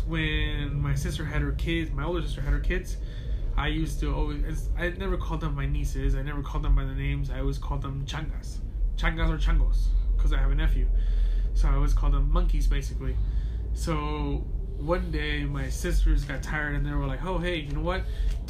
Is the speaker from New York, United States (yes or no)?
no; Compton, California, United States; also born or lived in Sinaloa, Mexico; now in Los Angeles, United States; My mom had to move to Mexico for a little bit. I grew up in Sinaloa. Fine. We came back. Oh, hey, we grew up in Compton. We moved to Gardena. We moved to L.A. And I currently live in the South Central.